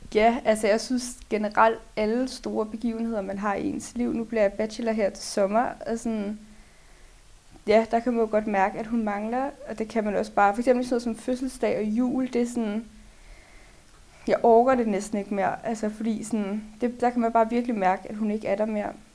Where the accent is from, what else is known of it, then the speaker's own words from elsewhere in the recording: Lyngby, Capital Region of Denmark, Denmark; Jeg kommer fra Lyngby